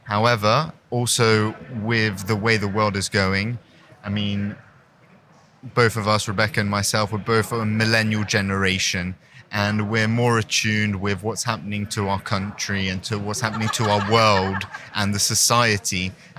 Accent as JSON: {"language": "English", "country": "Hong Kong", "tie": "born or raised there", "said": "So I'm born and raised in Hong Kong to a French-Canadian mother and an English father."}